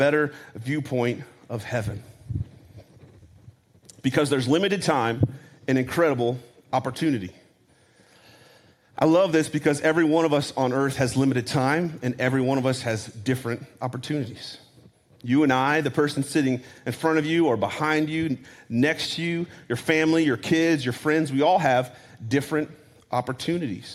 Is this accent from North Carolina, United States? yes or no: yes; North Carolina, United States; I'm from North Carolina, and I'm a redneck